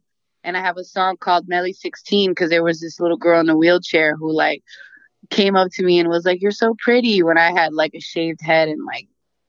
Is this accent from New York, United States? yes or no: yes; New York City, New York, United States; born there; Yeah, New York, like I was born in Queens.